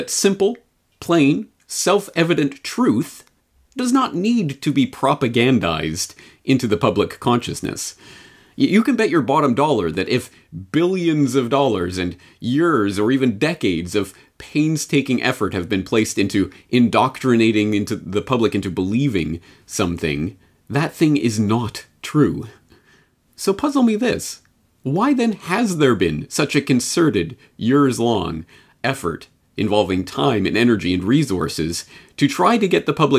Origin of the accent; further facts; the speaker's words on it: Canada; And even as a Canadian, I was exposed to so much secondhand American propaganda along those lines as a child